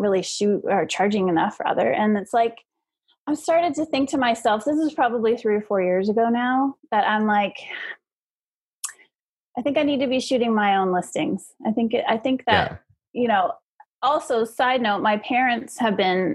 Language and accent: English; Brampton, Ontario, Canada; born and raised in Brampton, Ontario